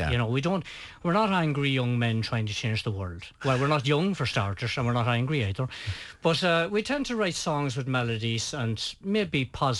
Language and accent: English; Cliffoney, Connacht, Ireland; now in Ballyshannon, Ireland; Well, I'm actually from Cliffany. You're Cliffany? I'm from North Sligo.